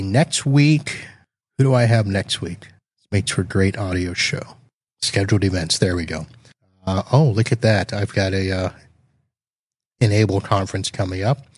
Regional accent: Satellite Beach, Florida, United States; my hometown of Satellite Beach, Florida

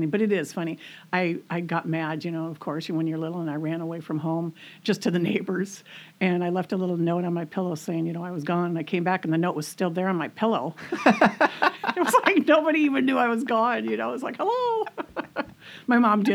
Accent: Minnesota, United States; moved away as an adult; also born or lived in Hudson, Wisconsin / Arizona; now in Camano Island, United States; I was born in Minnesota. Then we moved to Hudson, Wisconsin. And my mom and dad bought the old Wells Fargo Pony Express Hotel, which was really cool growing up there

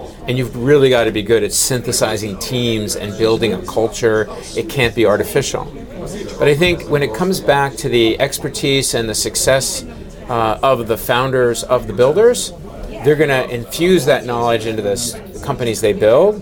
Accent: New Jersey, United States; accent: New Jersey; I say it like I'm from New Jersey

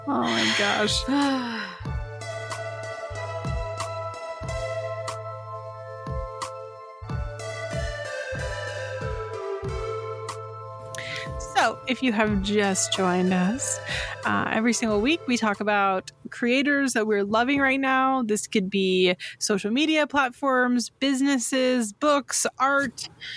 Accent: California, United States; I'm from California

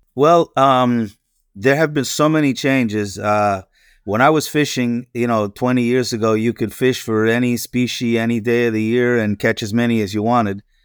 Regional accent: Pennsylvania, United States; moved away as an adult; now in Florida, United States; I grew up in Pennsylvania, uh, that which is the nor-, in the northeast, northeastern part of the U S

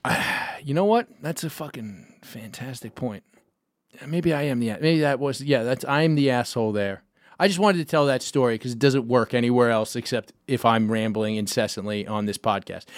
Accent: New York City, New York, United States; I grew up in Gowanus, which is Park Slope adjacent

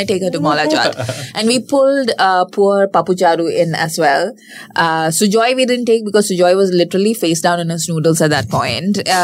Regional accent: Delhi, India; I'm from South Delhi, which is basically Punjabi land

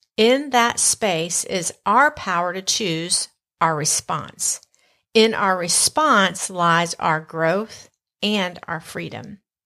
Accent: the South, United States; accent: Southern; my Southern accent may be a little bit stronger this episode

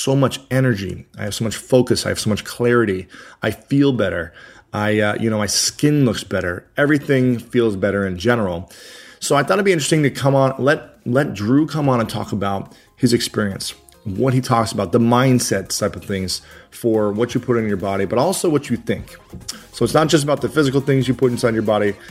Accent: Ohio, United States; I'm a Buckeye fan. I'm from Ohio.

